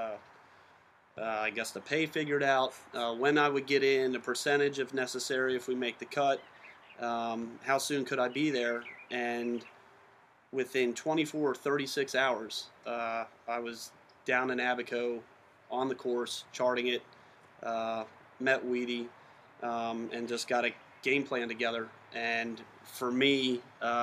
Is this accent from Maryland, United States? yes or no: yes; Maryland, United States; I'm from Maryland and caddy out of Caves Valley